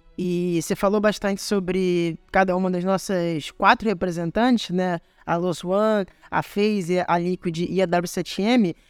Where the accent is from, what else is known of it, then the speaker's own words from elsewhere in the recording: Brazil; a gente, como brasileiro